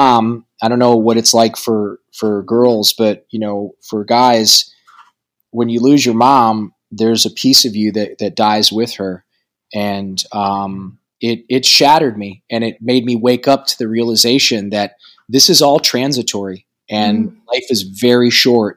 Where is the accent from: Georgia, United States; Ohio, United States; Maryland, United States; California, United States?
Ohio, United States; Toledo; moved away; my hometown of Toledo, Ohio